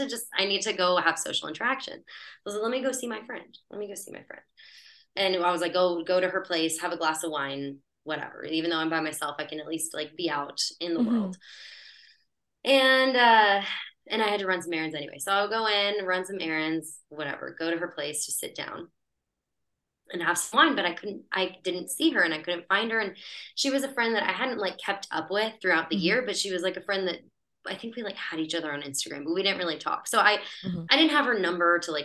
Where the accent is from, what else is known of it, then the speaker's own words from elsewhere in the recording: United States; accent: Greek American; I grew up in America, but I was like, my family's from Chios and Thessaloniki